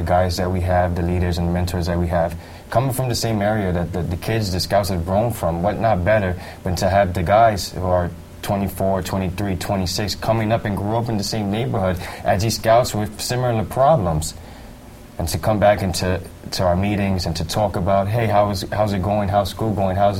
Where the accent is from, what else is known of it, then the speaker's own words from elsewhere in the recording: New York City, New York, United States; I'm from Tremont in the Grand Concourse.